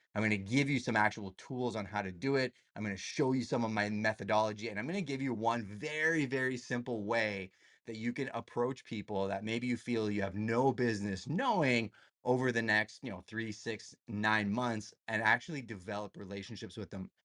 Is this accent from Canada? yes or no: yes; Canada; I'm Canadian